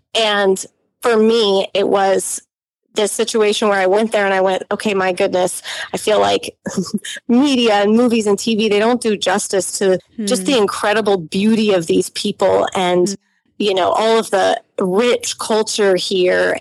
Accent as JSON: {"language": "English", "country": "United States", "tie": "born or raised there", "said": "growing up in the United States mm-hmm. as lower middle class"}